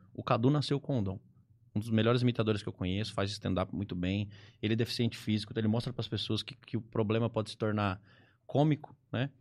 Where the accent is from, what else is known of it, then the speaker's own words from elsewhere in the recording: Ribeirão Preto, São Paulo, Brazil; sou aqui de Ribeirão Preto